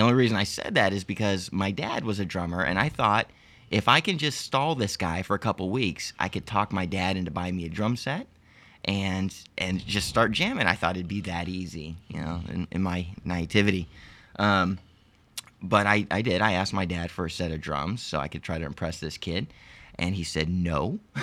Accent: Arlington, Texas, United States; also born or lived in Lompoc, California; I was born in California, Lompoc, California, about, uh, a few miles north of Santa Barbara, uh, but have lived in Arlington, Texas for most of my life.

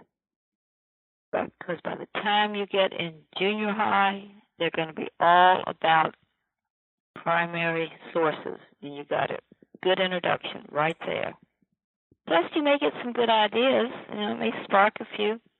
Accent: Virginia, United States; my own Virginia

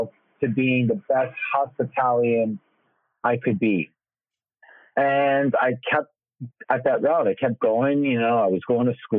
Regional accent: New York City, New York, United States; I'm born and raised right in the heart of New York City

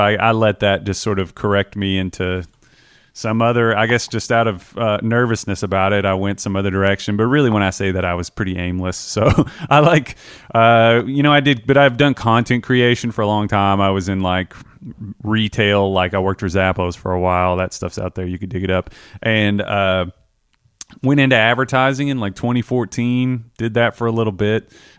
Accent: Taylorsville, Kentucky, United States; I'm a guy from Kentucky, but I grew up in like the Taylorsville area

